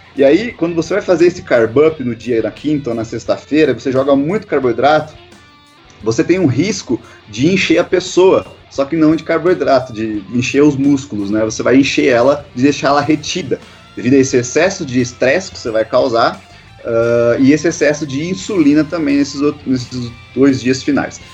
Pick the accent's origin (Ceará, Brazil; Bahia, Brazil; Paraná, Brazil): Paraná, Brazil; Guarapuava; sou aqui de Guarapuava, no interior do Paraná